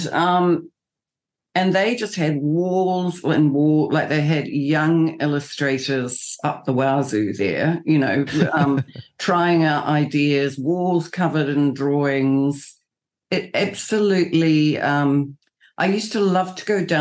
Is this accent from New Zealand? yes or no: yes; New Zealand; I'm a New Zealander